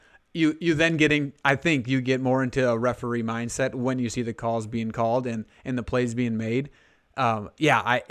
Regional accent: Alexandria, South Dakota, United States; growing up, I'm originally from Hanson or Alexandria, Hanson High School

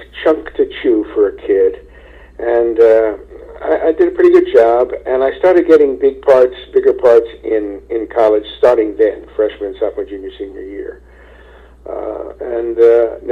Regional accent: Philadelphia, Pennsylvania, United States; also born or lived in Ardmore; I'm a Philadelphia boy, born and bred

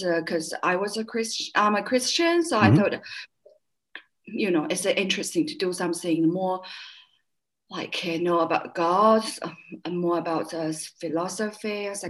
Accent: Tianjin, China; English is a second language; moved away as an adult; also born or lived in Beijing / England / California / Dessau, Germany; In my city, in my hometown, it's Tianjin. It's a big city. It's only mm-hmm. 120 kilometers away from Peking. So it's like a seaport city.

